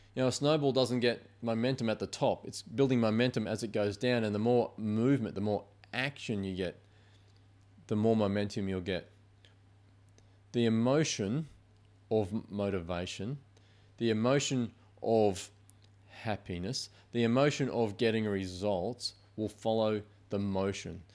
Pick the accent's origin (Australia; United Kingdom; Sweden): Australia; Queensland; moved away; I'm from Queensland.